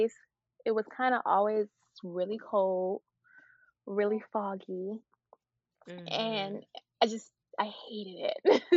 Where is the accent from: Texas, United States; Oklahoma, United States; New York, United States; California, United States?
California, United States; San Francisco; also born or lived in Atlanta; Life in San Francisco was fun. It was different than my life in Atlanta.